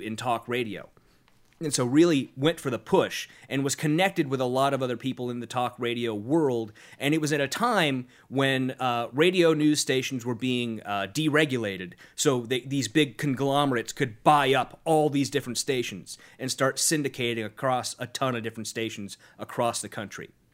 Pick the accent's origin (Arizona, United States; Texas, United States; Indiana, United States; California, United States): California, United States; Sacramento; my hometown of Sacramento